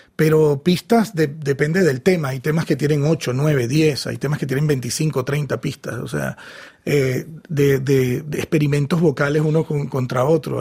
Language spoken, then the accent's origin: Spanish; Venezuela; la música de mi país, de Venezuela